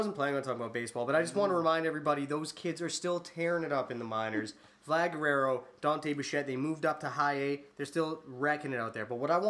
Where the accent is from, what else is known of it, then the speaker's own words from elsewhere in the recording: Canada; Canadians, we're doing things.